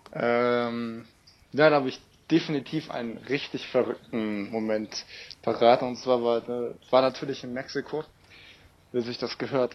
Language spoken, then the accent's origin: German; Germany; ich ja so als Deutscher